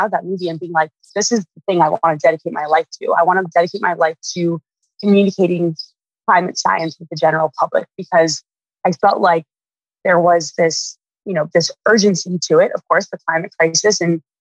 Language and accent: English; Winnetka, Illinois, United States; now in Los Angeles, United States; I grew up north of Chicago in a few different areas, but mainly a town called Winnetka